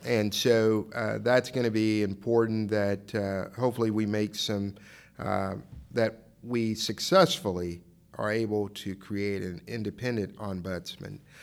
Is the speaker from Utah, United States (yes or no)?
no; Dallas, Texas, United States; I'm from Dallas